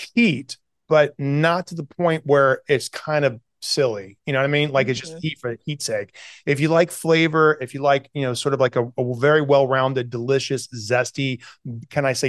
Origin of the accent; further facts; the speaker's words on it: the South, United States; moved away; I grew up in the South